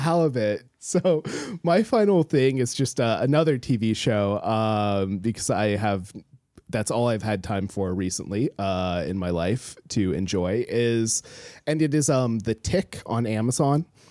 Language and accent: English; Alaska, United States; I grew up in Alaska, like, on the coast